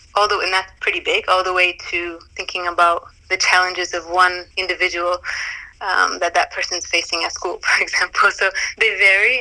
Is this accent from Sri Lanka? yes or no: no; Calgary, Alberta, Canada; moved away as an adult; also born or lived in Toronto / Zanzibar; I was born and raised in Calgary